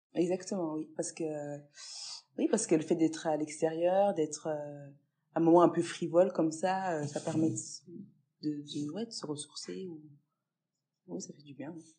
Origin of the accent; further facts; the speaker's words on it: Pontarlier, Bourgogne-Franche-Comté, France; la ville dans laquelle j'ai vécu, euh, donc à Pontarlier pendant plusieurs euh, années